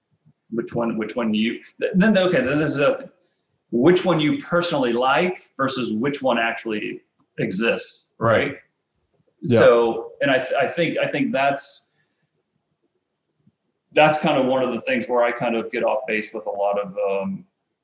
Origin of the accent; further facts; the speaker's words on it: Nebraska, United States; I grew up in Nebraska, and in Nebraska, football is a religion